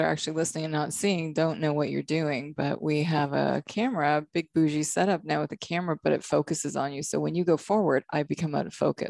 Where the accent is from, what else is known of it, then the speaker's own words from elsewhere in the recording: Canada; now in Hilton Head, United States; I was from Canada.